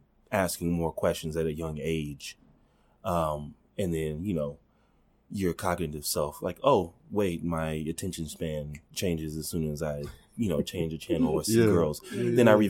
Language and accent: English; Tulsa, Oklahoma, United States; I'm from East Tulsa